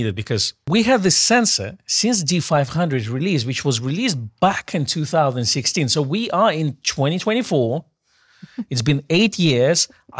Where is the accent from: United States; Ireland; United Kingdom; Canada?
United Kingdom; England; Because I'm English.